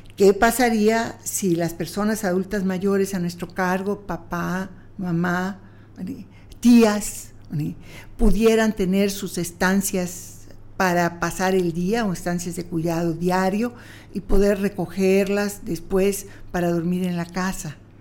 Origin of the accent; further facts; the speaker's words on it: Yucatán, Mexico; como yucateca